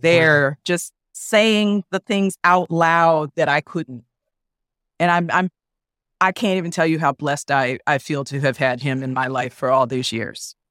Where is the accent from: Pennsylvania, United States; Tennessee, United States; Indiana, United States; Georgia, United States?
Pennsylvania, United States; Philadelphia; I grew up in Philadelphia